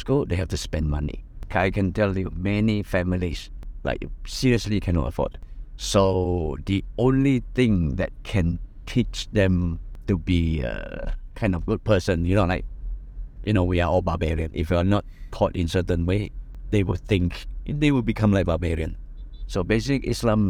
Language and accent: English; London, United Kingdom; moved away; I was from England, from London